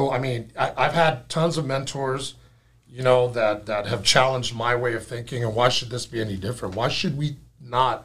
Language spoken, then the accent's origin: English; West Texas, United States; moved away as an adult; now in Seattle, United States; Growing up in West Texas